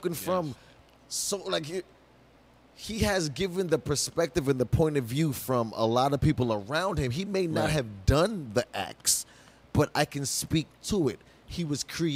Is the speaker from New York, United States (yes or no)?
yes; New York City, New York, United States; I come from Crown Heights, Brooklyn